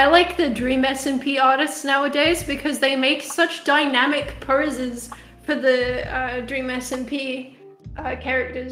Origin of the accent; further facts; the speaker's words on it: Australia; also born or lived in South Africa; I'm a South African artist. I don't sound very South African because I grew up in Australia